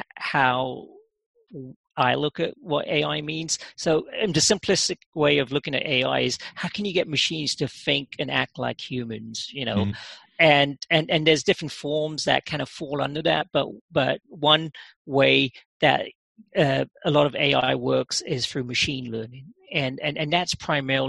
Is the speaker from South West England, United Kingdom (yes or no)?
no; London, United Kingdom; moved away as an adult; now in United States; I actually grew up in England. Yeah, oh, did I did. Yeah, I spent a good part of my formative years in London